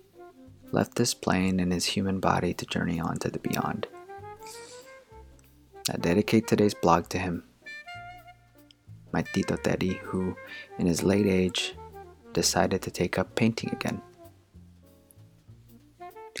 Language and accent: English; Philippines; moved away; I grew up in the Philippines, and in that country, Christmas lasted 3 months